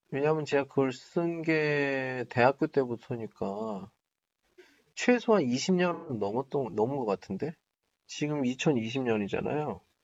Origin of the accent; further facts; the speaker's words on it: South Korea; now in China; 나 한국 사람이고